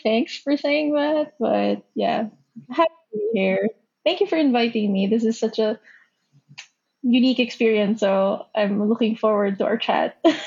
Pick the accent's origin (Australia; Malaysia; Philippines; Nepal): Philippines; moved away as an adult; now in Japan; I'm from the Philippines. Um, born, raised in the Philippines.